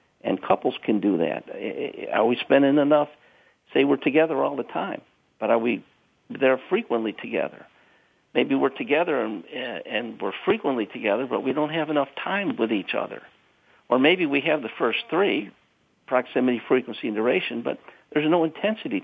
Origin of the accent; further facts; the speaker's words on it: Chicago, Illinois, United States; I'm from South Side of Chicago